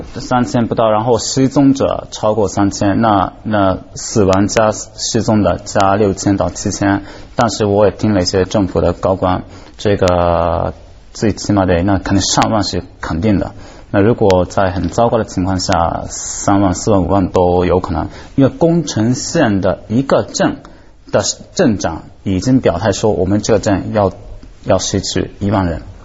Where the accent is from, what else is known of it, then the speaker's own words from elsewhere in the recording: Japan; 对我们日本人来讲呢，核电站的，它是那无处不在的